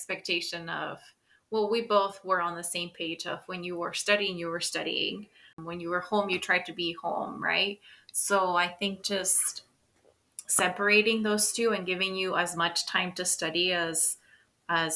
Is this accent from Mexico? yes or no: yes; Mexico; now in United States; I was born in the United States of America, but I grew up in Mexico